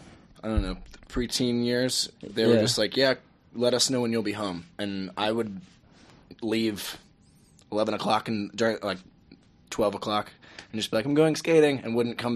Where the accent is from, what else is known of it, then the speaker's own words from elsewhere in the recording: Old Orchard Beach, Maine, United States; also born or lived in Newburyport, Massachusetts; We're from Southern Maine, Old Orchard Beach.